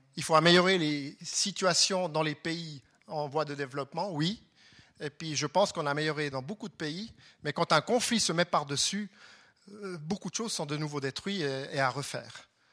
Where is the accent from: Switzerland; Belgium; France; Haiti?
Switzerland; Fribourg; à Fribourg, puisque je viens de Fribourg.